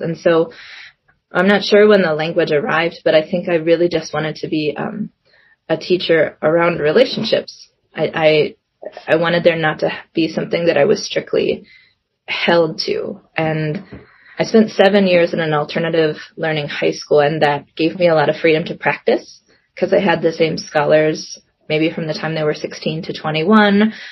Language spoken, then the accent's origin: English; Minnesota, United States; born or raised there; also born or lived in South Korea